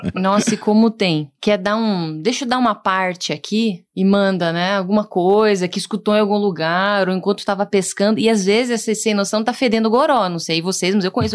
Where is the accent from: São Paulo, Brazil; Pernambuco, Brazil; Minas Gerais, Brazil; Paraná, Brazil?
Paraná, Brazil; Curitiba; eu sou de Curitiba